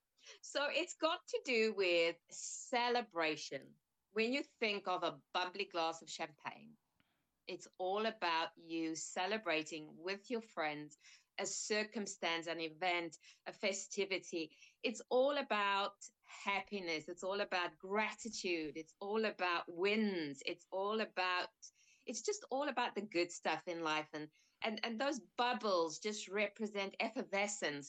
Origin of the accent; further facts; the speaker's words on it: South Africa; moved away as an adult; now in United Kingdom; I was born in South Africa.